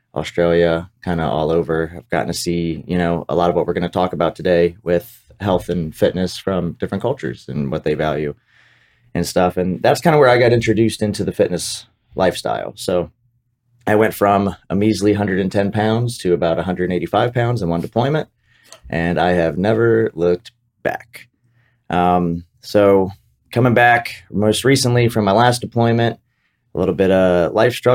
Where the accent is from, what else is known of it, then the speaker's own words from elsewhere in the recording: Smyrna, Delaware, United States; moved away; I'm from Delaware, Smyrna, Delaware, small town in a small state.